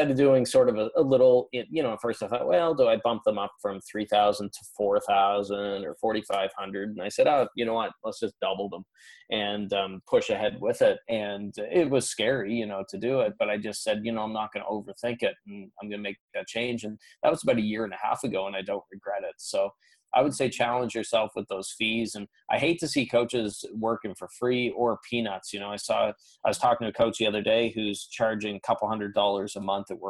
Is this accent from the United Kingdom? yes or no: no; Canada; You know, I'm Canadian.